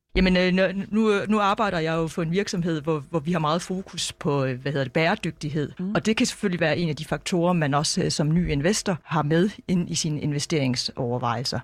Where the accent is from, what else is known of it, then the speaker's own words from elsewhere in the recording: Denmark; som dansker